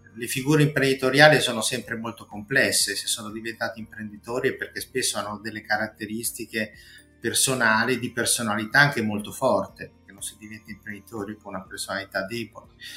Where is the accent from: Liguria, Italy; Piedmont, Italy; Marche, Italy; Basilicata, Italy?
Liguria, Italy; La Spezia; Io sono di La Spezia